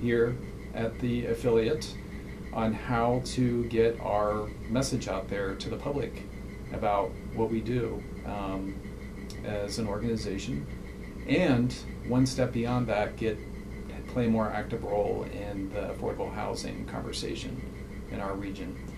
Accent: Cincinnati, Ohio, United States; moved away as an adult; now in Albuquerque, United States; I'm originally from Cincinnati

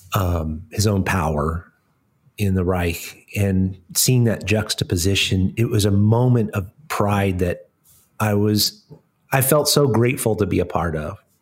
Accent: Colorado, United States; now in Smoky Mountains, United States; I grew up in Colorado

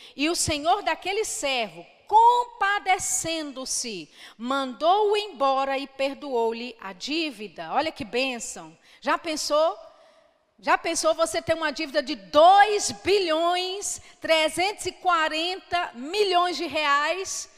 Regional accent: Belo Horizonte, Minas Gerais, Brazil; Eu sou de Belo Horizonte, né? Vivi ah, praticamente toda a minha vida lá, mas os meus pais são baianos

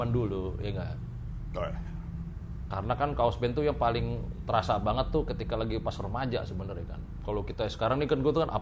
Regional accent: Jakarta, Indonesia; Wah, kalau di Pondok Bambu … soalnya, Bro.

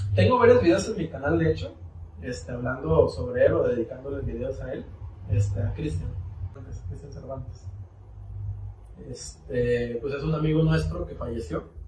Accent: Mexico; como buen mexicano

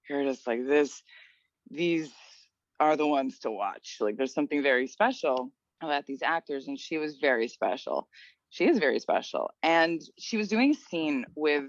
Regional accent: New York, United States; we're from New York

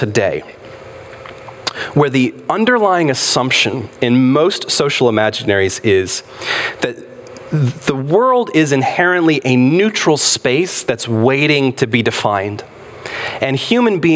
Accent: United States; in our country, in the United States of America

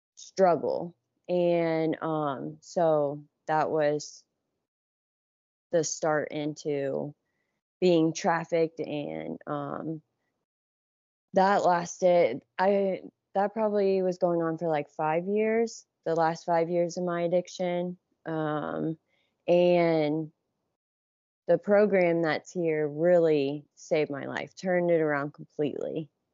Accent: Johnstown, Ohio, United States; I grew up in Johnstown, which is, like, forty m, forty minutes from downtown Columbus.

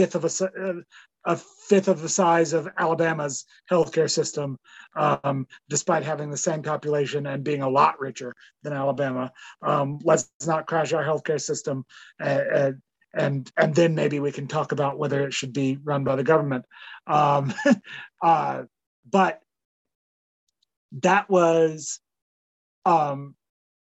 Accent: Canada

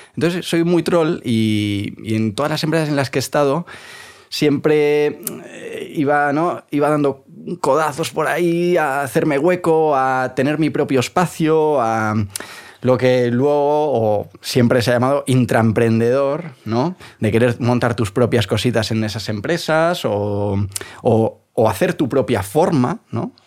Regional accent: Vigo, Galicia, Spain; now in Madrid, Spain; Soy gallego.

